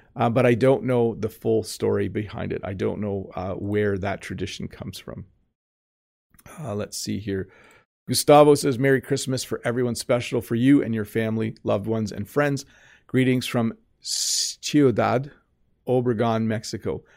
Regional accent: Canada; English speakers in Canada, we know the word Noel

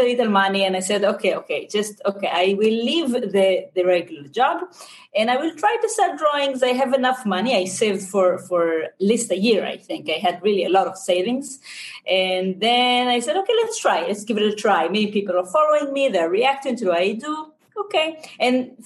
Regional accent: Israel; accent: Israeli; English is a second language; I'm from Israel

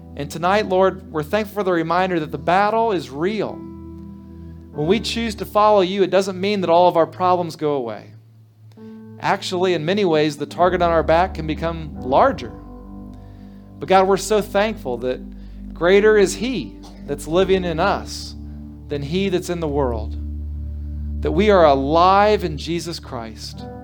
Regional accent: Trotwood, Ohio, United States; I grew up in Trotwood Church of the Brethren

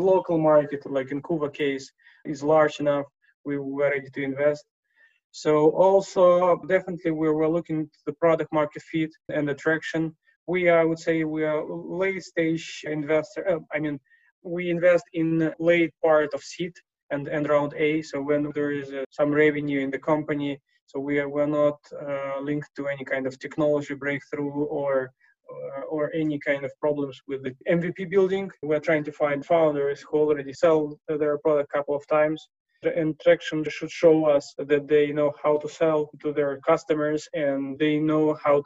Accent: Moscow, Russia; also born or lived in Siberia; now in London, United Kingdom; So I was born in Siberia, grew in Moscow, and now investing out of London.

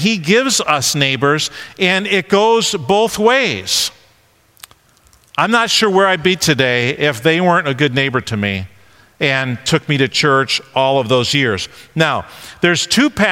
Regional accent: Rochester area, New York, United States; also born or lived in Honeoye, New York / Avon, New York; we moved out of downtown Rochester and moved to this little town called Honeoy, New York

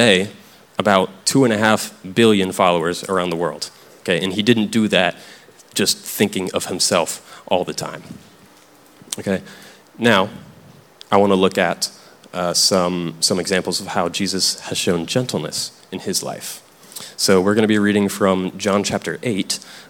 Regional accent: Tennessee, United States; I grew up in Tennessee, and this is something I heard growing up

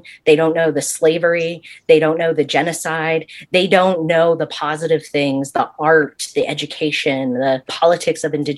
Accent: Southwest, United States; now in Kansas City, United States; I'm an indigenous person from the Southwest.

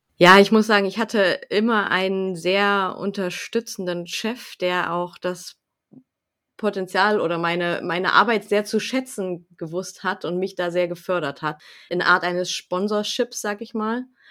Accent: Lingen, Lower Saxony, Germany; also ich komme aus Lingen, wohne in Lingen im Emsland

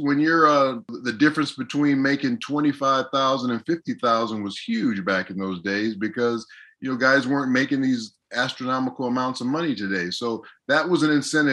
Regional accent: Los Angeles, California, United States; also born or lived in Canada / Seattle; I'm from California, you know, Los Angeles, I spent a lot of time up in Canada. I spent a lot of time in Seattle

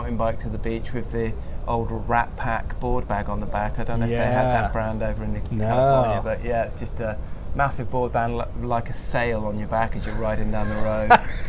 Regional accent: Sheffield, Yorkshire and the Humber, United Kingdom; also born or lived in Halifax / Cornwall; that's where I was born in Halifax, then moved to Sheffield, and then moved to Cornwall

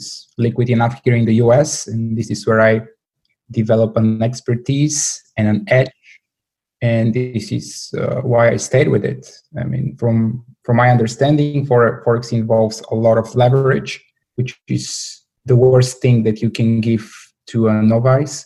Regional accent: Bulgaria; moved away as an adult; I was born and raised in Bulgaria.

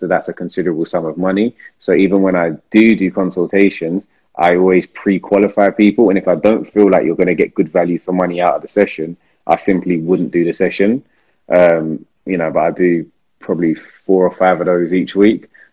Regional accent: London, United Kingdom; I'm from South London

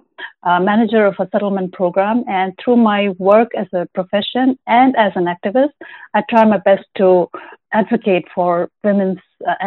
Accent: India; moved away as an adult; now in Canada; I'm a Tibetan. I was born in India to my parents, Tibetan parents, who escaped Tibet in 1959 when it was occupied and invaded by the Chinese Communist Party. And since then, I've lived throughout my life as a stateless

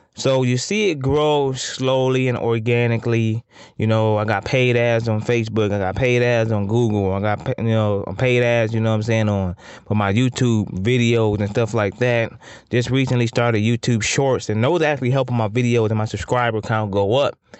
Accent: Toledo, Ohio, United States; I'm from Toledo, the four one nine

